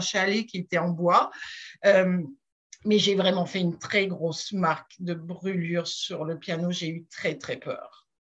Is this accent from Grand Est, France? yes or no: yes; Strasbourg, Grand Est, France; accent: French; moved away as an adult; now in Quebec, Canada; je ne suis pas québécoise d'origine, je suis française, je suis née à Strasbourg